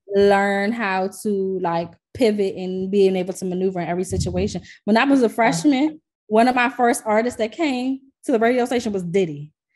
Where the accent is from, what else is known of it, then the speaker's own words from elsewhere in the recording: Washington, District of Columbia, United States; I'm from DC.